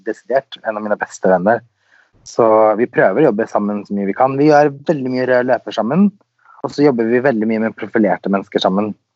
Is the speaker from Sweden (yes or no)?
yes; Sweden; also born or lived in Los Angeles, United States; now in Norway; Jeg er jo født og oppvokst i Sverige, så der har jeg bodd.